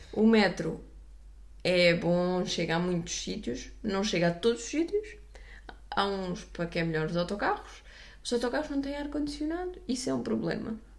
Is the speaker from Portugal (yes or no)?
yes; Portugal; eu sou portuguesa a falar eh, inglês americano